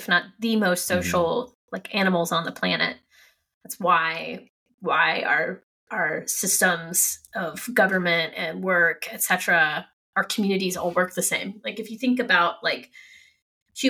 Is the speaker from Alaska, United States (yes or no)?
no; Ohio, United States; moved away as an adult; also born or lived in Kentucky; I was from Ohio, but my school was in Kentucky.